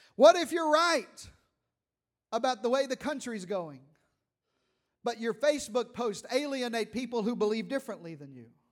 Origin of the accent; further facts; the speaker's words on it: Eastern Arkansas, United States; I'm from Eastern Arkansas. We say it like this